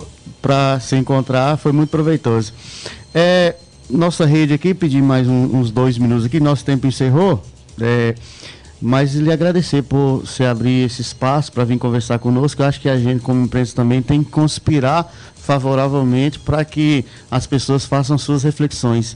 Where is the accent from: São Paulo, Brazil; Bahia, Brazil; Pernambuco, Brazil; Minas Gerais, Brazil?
Minas Gerais, Brazil; Montes Claros; Eu sou de Montes Claros, Minas Gerais, norte de Minas